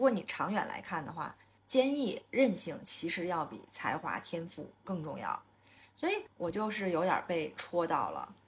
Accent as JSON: {"language": "Chinese", "country": "China", "said": "或者说我们中国人的骨子里头其实就是吃苦耐劳，和我们从小被灌输的价值观是一致的"}